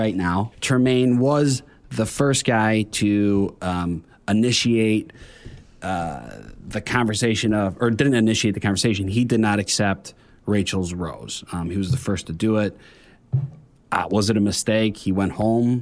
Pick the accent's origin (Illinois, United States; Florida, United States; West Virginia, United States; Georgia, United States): Illinois, United States; Melrose Park; I'm in Melrose Park. That's where I'm from